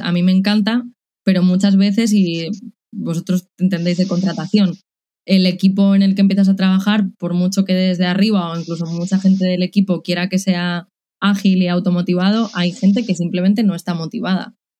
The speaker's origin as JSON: {"language": "Spanish", "town": "Madrid", "region": "Community of Madrid", "country": "Spain", "also_born_or_lived": "Czech Republic", "moved": "as an adult", "lives_now": "Córdoba, Spain", "said": "soy madrileña, pero después de ocho años viviendo en el extranjero quería volver a España"}